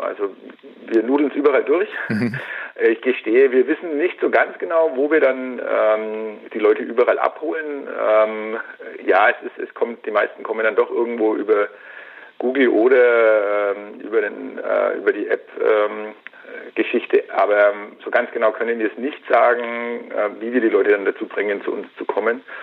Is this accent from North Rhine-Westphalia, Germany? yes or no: no; Franconia, Bavaria, Germany; hier bei uns in Franken